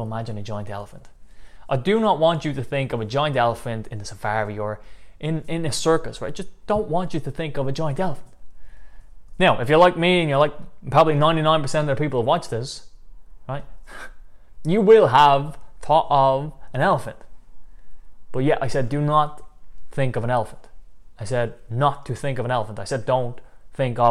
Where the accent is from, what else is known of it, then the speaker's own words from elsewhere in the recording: Dublin, Leinster, Ireland; I'm from Dublin, Ireland